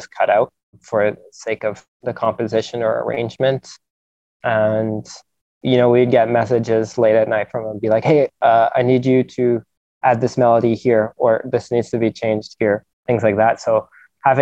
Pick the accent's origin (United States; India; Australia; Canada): Canada; Vancouver, British Columbia; growing up in Vancouver